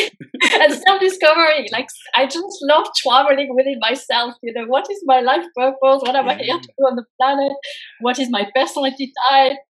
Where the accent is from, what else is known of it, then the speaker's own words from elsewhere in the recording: France; moved away as an adult; also born or lived in United States; I was born and raised in France.